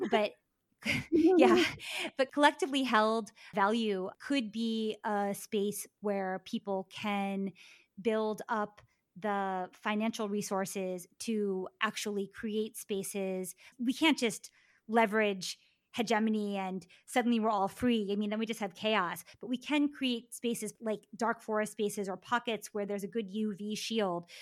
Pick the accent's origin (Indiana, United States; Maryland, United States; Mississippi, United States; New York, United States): Maryland, United States; me growing up in Maryland